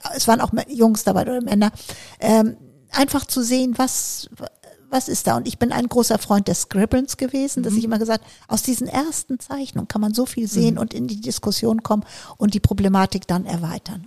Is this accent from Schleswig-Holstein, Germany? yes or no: yes; Bergenhusen, Schleswig-Holstein, Germany; also born or lived in Kiel; Ich bin in ja. Schleswig-Holstein auf dem Land groß geworden